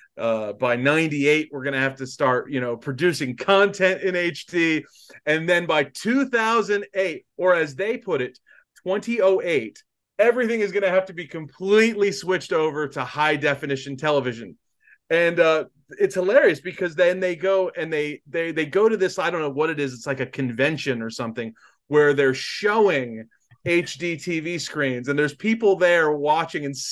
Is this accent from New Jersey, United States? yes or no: yes; New Jersey, United States; I grew up in South Jersey, so we were all of our local news was out of Philadelphia.